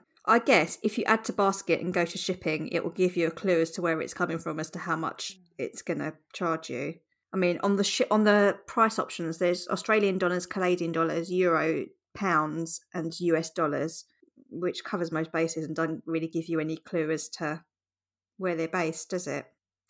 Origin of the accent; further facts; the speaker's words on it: Ireland; I'm nearly 30 and I'm from Ireland.